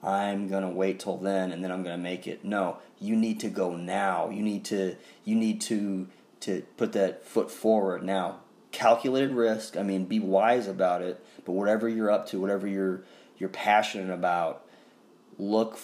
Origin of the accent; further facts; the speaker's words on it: Staunton, Illinois, United States; my hometown of Staunton.